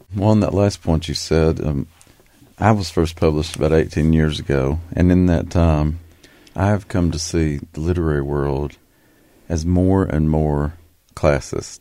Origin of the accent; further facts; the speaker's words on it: Appalachia, United States; we both identify strongly as Appalachians.